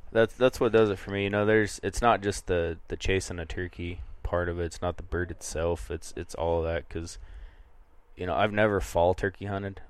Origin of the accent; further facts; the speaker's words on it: northeast Kansas, United States; moved away as an adult; now in Montana, United States; So I cut my teeth chasing birds in, in northeast Kansas.